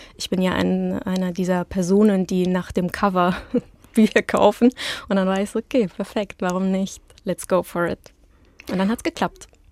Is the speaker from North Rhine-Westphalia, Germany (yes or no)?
yes; Hilden and Düsseldorf, North Rhine-Westphalia, Germany; German is a second language; also born or lived in Petrozavodsk, Karelia, Russia; now in Berlin, Germany; Bei mir zu Hause in Berlin, in Hilden und Düsseldorf, wo meine Eltern wohnen und wo ich aufgewachsen bin